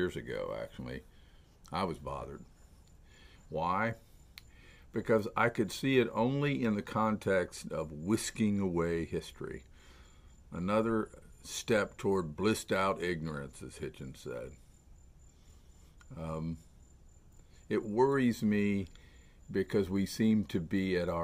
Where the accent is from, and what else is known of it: Melbourne, Florida, United States; born or raised there